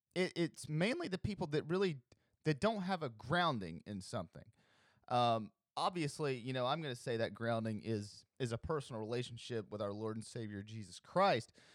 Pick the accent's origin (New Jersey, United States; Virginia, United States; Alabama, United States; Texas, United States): Alabama, United States; I'm from Alabama. I'm broadcasting this from Alabama